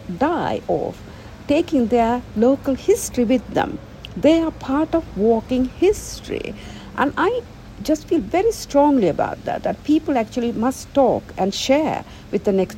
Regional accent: United Kingdom; I'm British, but, you know, English people.

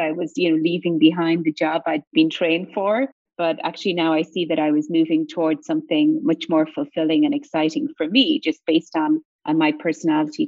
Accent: Ireland; accent: Irish lilt; moved away as an adult; now in United States; I'm sure your listeners can hear the Irish lilt in my accent. I'm originally from Ireland

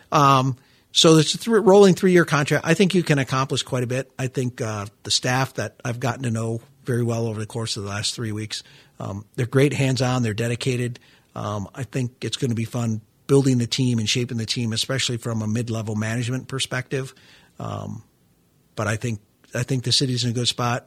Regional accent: Midwest, United States; now in Florida, United States; I'm a Midwesterner by birth

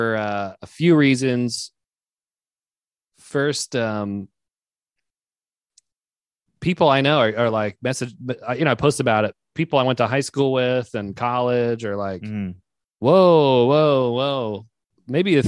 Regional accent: Alexandria, Virginia, United States; moved away; I'm actually from here, I'm from Alexandria.

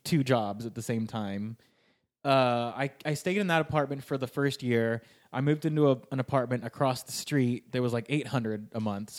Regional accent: Sacramento, California, United States; moved away as an adult; now in Los Angeles, United States; I grew up in Sacramento where like, I just never learned Spanish.

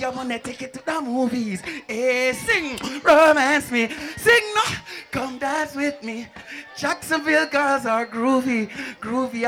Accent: Kingston, Jamaica; I'm from Kingston, Jamaica

